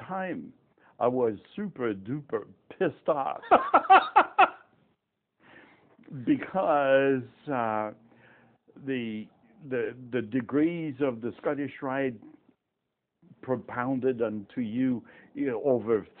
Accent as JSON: {"language": "English", "country": "France", "tie": "born or raised there", "first_language": "French", "second_language": "English", "moved": "as an adult", "lives_now": "Tucson, United States", "said": "I grew up in France"}